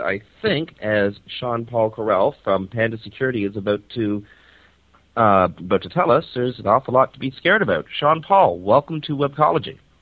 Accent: Toronto, Ontario, Canada; beautiful Toronto, Canada, uh, my hometown and the place where I'm currently residing.

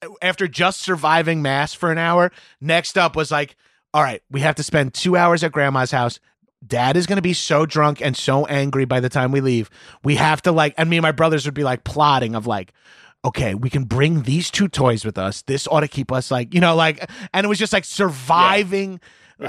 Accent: Long Island, New York, United States; I make this joke all the time, but I'm from Long Island and growing up in like the 80s and 90s, like my family thought I was gay because I like really liked movies.

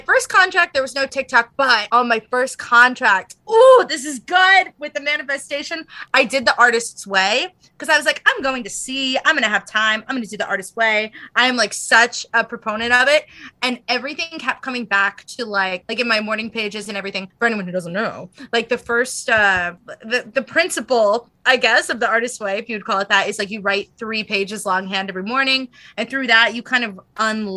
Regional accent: United States; I'm American.

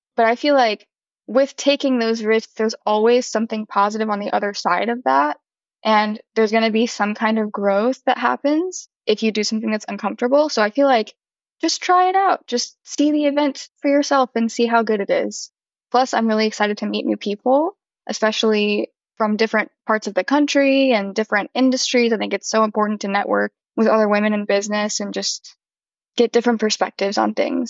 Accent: St. Louis, Missouri, United States; now in Nashville, United States; I'm originally from St. Louis, Missouri, but I live in Nashville now

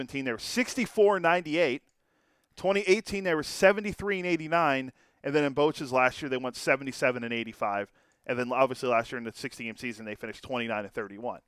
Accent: East Coast, United States; moved away; I grew up on the East Coast

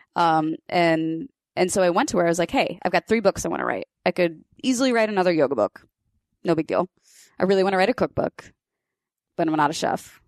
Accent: Kansas, United States; I grew up in Kansas

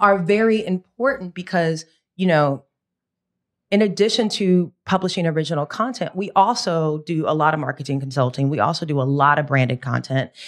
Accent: United States; very American

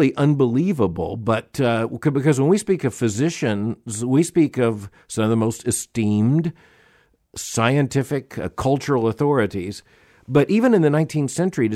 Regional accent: United States; being an American

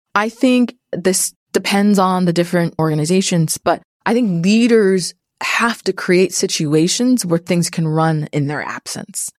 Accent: Canada; moved away; I'm also Canadian

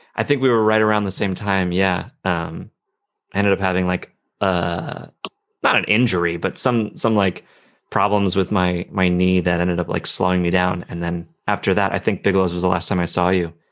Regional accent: New Jersey, United States; moved away as an adult; now in Chicago, United States; growing up in New Jersey

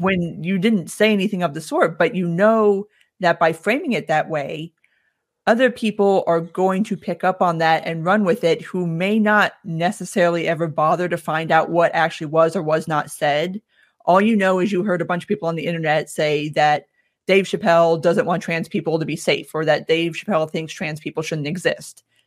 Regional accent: South Florida, United States; moved away as an adult; now in Atlanta, United States; Born and raised in South Florida. I moved up here about fifteen years ago now.

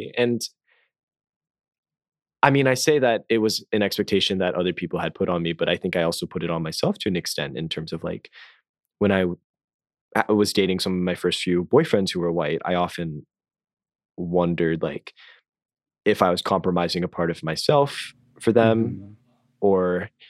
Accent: Midwest, United States; I first began dating or interacting with other people, predominantly white men in my hometown, I grew up like in a suburb in the Midwest.

